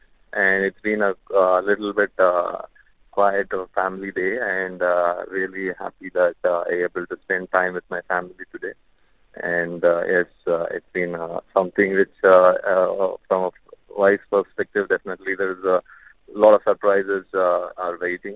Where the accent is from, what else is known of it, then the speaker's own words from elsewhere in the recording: India; as an Indian